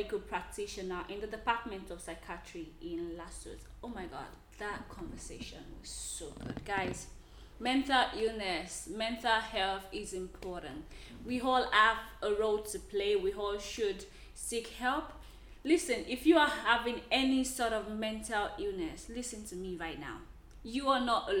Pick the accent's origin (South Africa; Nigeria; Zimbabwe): Nigeria; I am a Nigerian lady